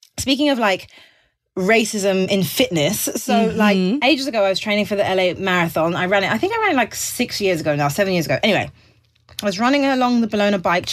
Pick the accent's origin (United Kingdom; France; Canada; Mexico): United Kingdom; England; now in United States; Being English makes me seem more white.